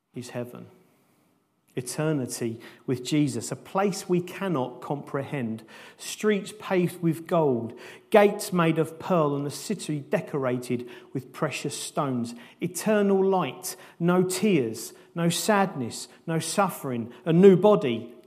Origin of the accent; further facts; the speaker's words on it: United Kingdom; as British people, we're not used to that kind of passion